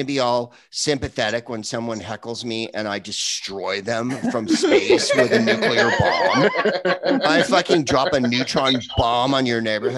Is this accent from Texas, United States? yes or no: no; San Carlos, California, United States; So I am from San Carlos